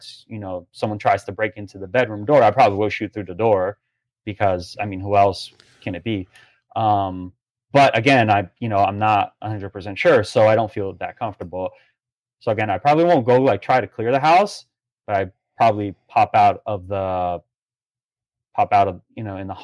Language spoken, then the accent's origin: English; Brazil; now in Palm Beach Gardens, United States; growing up in Brazil